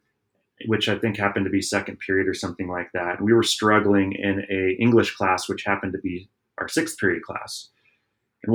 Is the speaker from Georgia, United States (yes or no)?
no; Southern California, United States; we also did a lot of action sports growing up in Southern California.